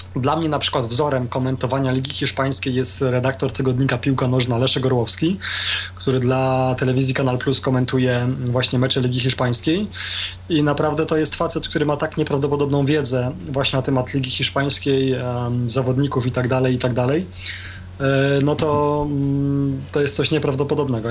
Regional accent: Poland

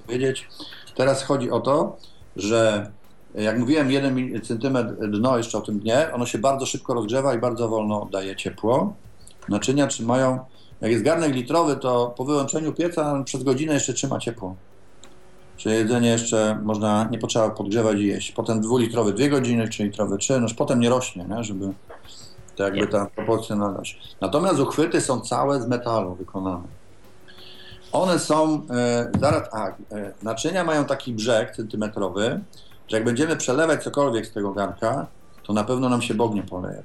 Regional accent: Poznań, Greater Poland, Poland; jestem z Poznania

